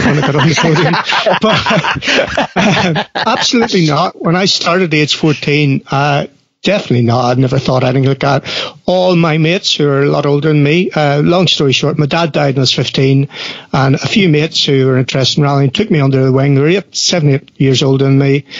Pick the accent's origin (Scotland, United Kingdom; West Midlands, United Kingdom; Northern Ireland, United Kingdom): Northern Ireland, United Kingdom; South Armagh; coming from South Armagh and Northern Ireland